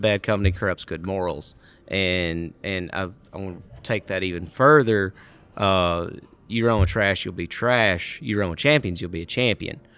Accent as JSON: {"language": "English", "region": "Mississippi", "country": "United States", "said": "I'm from Mississippi."}